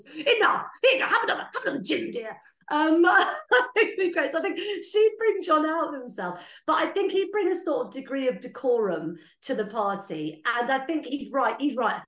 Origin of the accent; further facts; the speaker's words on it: Blandford Forum, South West England, United Kingdom; I'm from Blandford Forum originally